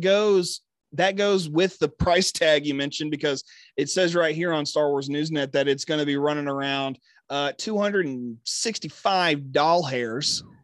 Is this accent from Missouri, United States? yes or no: no; Texas, United States; my home state